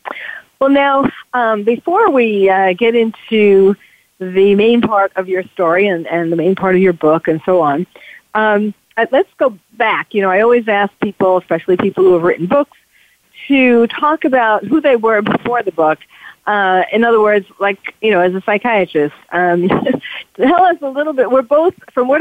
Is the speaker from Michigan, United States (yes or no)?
no; New York, United States; I'm, you know, a born and bred New Yorker, and I went to the State University of New York at Stony Brook, so Long Island